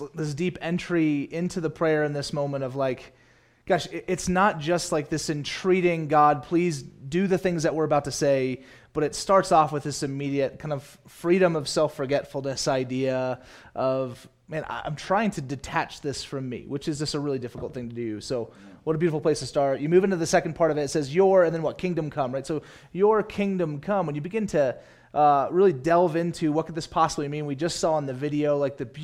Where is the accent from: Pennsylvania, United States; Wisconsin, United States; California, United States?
California, United States; Southern; I grew up in Southern California, so we had season passes to Disneyland